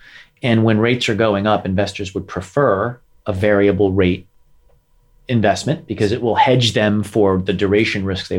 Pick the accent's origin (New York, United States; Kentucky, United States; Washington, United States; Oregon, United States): New York, United States; I'm from New York. I'm a New Yorker.